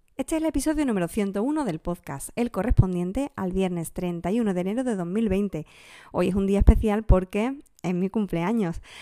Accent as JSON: {"language": "Spanish", "area": "a village in Huelva", "region": "Andalusia", "country": "Spain", "said": "En mi pueblo es muy común y también en otros pueblos más o menos de la zona, como Villarrasa también en Huelva"}